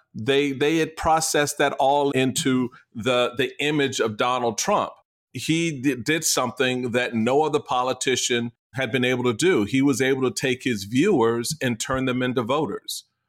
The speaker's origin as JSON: {"language": "English", "area": "the East", "region": "East Coast", "country": "United States", "said": "I'm from the E, I'm from the East"}